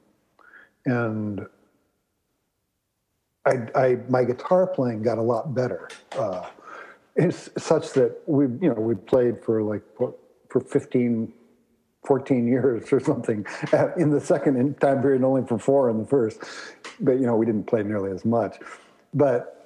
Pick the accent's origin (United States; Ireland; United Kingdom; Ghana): United States; Ann Arbor, Michigan; moved away as an adult; now in Boston, United States; I grew up in Ann Arbor, Michigan.